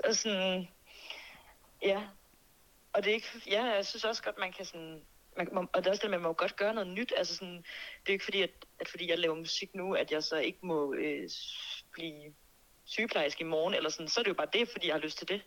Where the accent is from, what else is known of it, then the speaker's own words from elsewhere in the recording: Birkerød, Capital Region of Denmark, Denmark; Mandsjøskoven i Birkerød, hvor jeg er fra